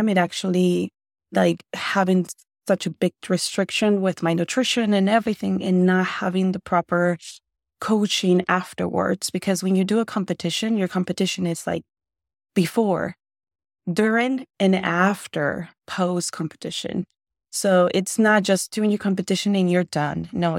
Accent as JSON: {"language": "English", "town": "Nogales", "region": "Sonora", "country": "Mexico", "tie": "born or raised there", "also_born_or_lived": "Tucson, United States", "said": "Well, I was born in Tucson in Arizona, and I grew up some part of my life in Mexico. So Nogales, Sonora, for all of you guys who know, it's super close to us."}